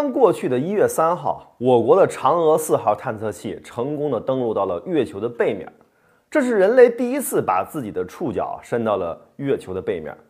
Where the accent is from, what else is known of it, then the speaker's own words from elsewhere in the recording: China; 不是我们中国人不愿意与美国开展宇宙科学探索的合作